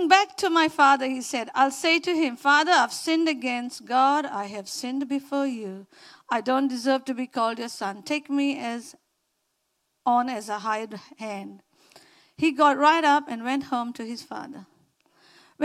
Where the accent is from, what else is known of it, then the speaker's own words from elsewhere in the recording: India; accent: Indian; moved away; my Indian accent